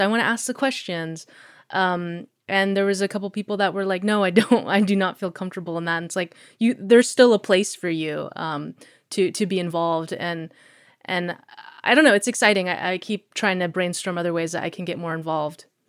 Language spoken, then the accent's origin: English; Anchorage, Alaska, United States; also born or lived in Eagle River, Alaska / Florida; I grew up in Anchorage